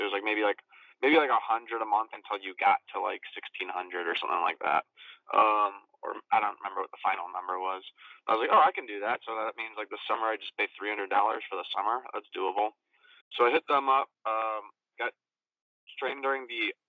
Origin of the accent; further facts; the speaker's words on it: Illinois, United States; moved away as an adult; also born or lived in Florida; I'm from Illinois, but my parents had moved down to Florida during my sophomore year of college when I was 19